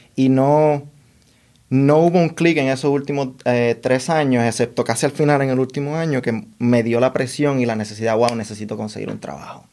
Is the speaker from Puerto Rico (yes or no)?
yes; Puerto Rico; moved away as an adult; also born or lived in Dominican Republic / Washington, District of Columbia, United States; now in New York, United States; Nos movimos a Puerto Rico cuando yo tenía cinco años